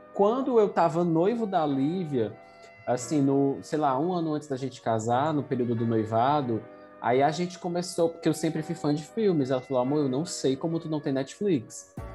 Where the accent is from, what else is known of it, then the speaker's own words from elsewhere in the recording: Fortaleza, Ceará, Brazil; Eu sou de Fortaleza, Ceará.